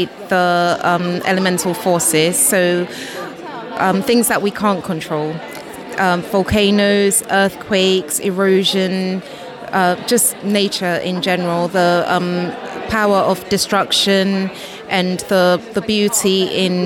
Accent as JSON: {"language": "English", "country": "Ghana", "tie": "born or raised there", "said": "where both Michaela and I was born in Ghana"}